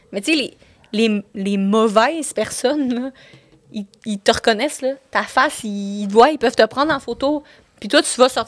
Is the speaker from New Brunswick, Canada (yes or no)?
no; Saint-Jérôme, Quebec, Canada; j'ai grandi à Saint-Jérôme